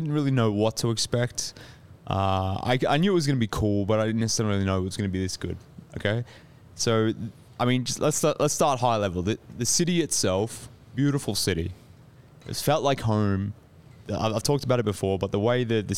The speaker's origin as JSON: {"language": "English", "town": "Melbourne", "region": "Victoria", "country": "Australia", "said": "I'm some Australian dude who hails from Melbourne"}